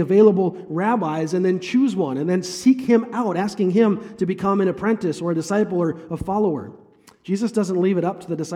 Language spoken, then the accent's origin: English; Northfield, Minnesota, United States; I grew up in Northfield